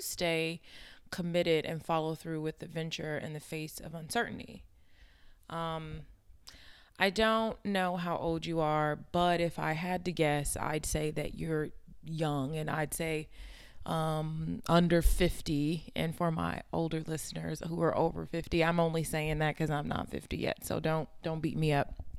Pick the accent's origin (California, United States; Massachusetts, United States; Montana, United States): California, United States; Inglewood; I grew up in Inglewood, California.